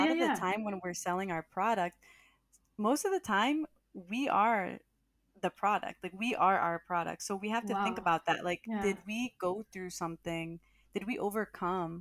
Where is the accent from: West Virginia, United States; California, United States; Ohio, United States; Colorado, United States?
Ohio, United States; Cleveland; moved away as an adult; also born or lived in Columbus, Ohio / New York City; I was from Ohio. So like I grew up in Ohio, but of course I'm Latina. My parents are Salvadoran and Honduran